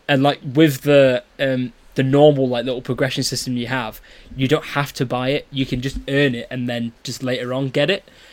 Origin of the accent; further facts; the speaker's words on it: United Kingdom; we're two British guys.